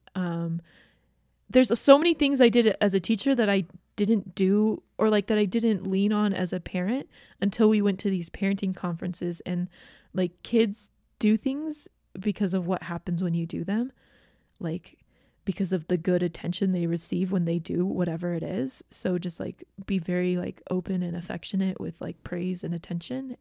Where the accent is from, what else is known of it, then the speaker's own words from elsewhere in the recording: Georgia, United States; moved away; I grew up in Georgia.